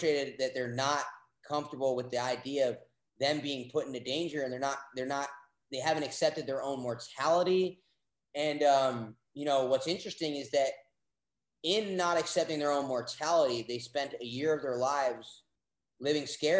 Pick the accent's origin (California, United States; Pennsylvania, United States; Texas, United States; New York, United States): New York, United States; now in Austin, United States; I'm from New York